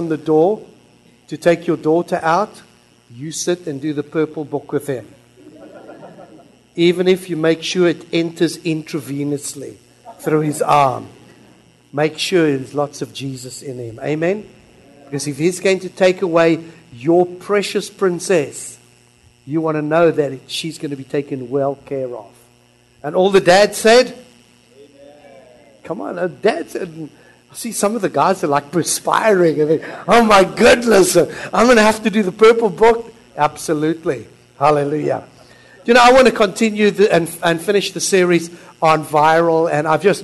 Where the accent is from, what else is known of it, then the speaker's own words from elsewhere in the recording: Philippines; now in Christchurch, New Zealand; I am Filipino